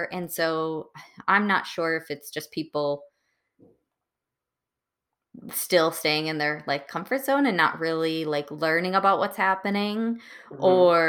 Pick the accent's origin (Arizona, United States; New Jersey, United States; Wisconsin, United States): Wisconsin, United States; Muskego; growing up in Wisconsin, there were, at least in Muskego, there were not many minorities in my high school at all.